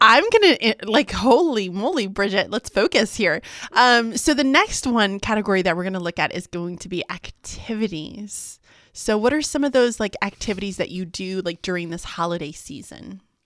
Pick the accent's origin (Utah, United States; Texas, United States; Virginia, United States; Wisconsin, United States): Texas, United States; Galveston; we grew up in Galveston